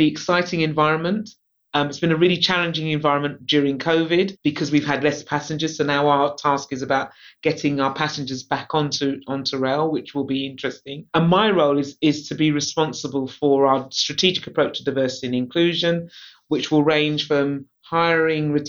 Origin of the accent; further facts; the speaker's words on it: London, United Kingdom; I'm a Londoner, so I was born in London. I love London